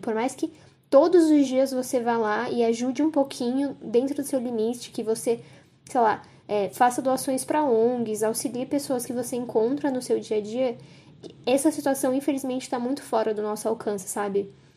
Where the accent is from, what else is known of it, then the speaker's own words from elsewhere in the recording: São Paulo, Brazil; also born or lived in Ribeirão Preto; eu nasci em São Paulo, mas eu passei boa parte da minha infância em Ribeirão Preto, que assim, é uma cidade interior, mais grandinha assim, mas continua sendo uma cidade interior. E quando eu voltei para São Paulo, eu lembro de ficar muito em choque, que acontecia muita coisa o tempo inteiro. Isso eu tinha uns 9 anos